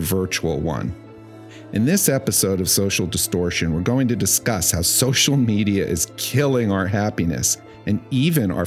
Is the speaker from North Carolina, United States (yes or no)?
no; New York City, New York, United States; Growing up in New York City during its cultural heyday